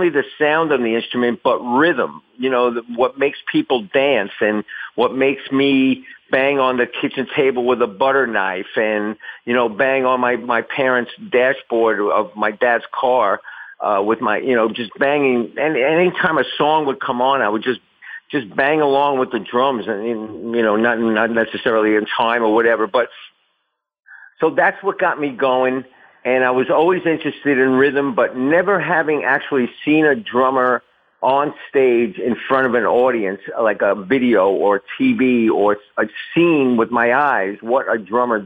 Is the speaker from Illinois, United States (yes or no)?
no; New York City, New York, United States; I grew up on the Lower East Side of Manhattan, Little Italy, in a 4 or 5 story walk up